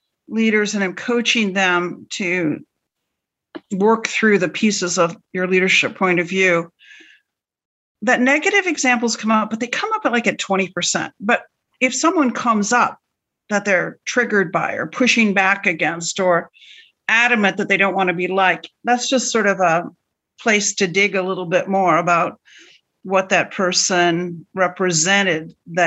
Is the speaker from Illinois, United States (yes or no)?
no; Western Michigan, United States; growing up in Western Michigan in a fairly conservative household